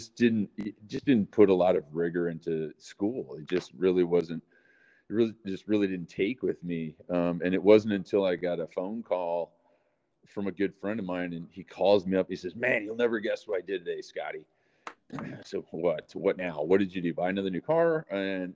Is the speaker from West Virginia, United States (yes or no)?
no; Waukegan, Illinois, United States; I was born in Waukegan, Illinois, far north suburb of Chicago. And my mom, amazing woman, raised me